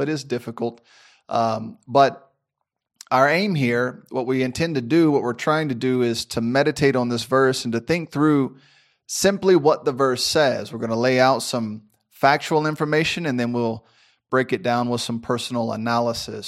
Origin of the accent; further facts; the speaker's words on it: Memphis, Tennessee, United States; moved away; also born or lived in Florida; I grew up in Memphis, Tennessee